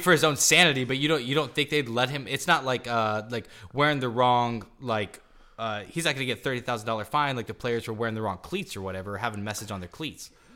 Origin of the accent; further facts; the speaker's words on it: Topeka, Kansas, United States; I'm from Topeka, Kansas